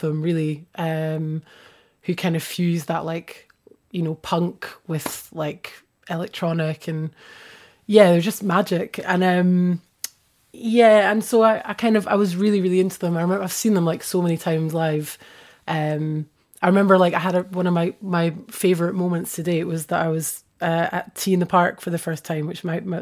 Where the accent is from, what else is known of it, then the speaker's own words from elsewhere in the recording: Edinburgh, Scotland, United Kingdom; moved away as an adult; now in Bristol, United Kingdom; growing up in Edinburgh